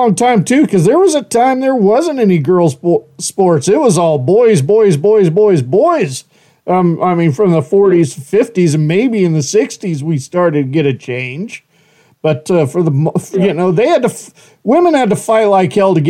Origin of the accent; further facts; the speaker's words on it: Horseshoe Bend, United States; moved away; back in my hometown of Horseshoe Bend